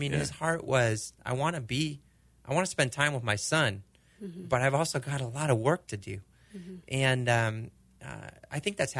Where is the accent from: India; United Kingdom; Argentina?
Argentina; Okay, so we're growing up in Argentina. Their sport is soccer. You know, they don't do baseball.